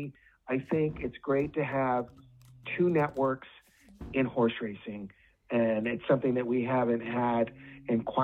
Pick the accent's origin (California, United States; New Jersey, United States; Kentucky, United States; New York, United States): California, United States; Southern; I grew up in Southern California.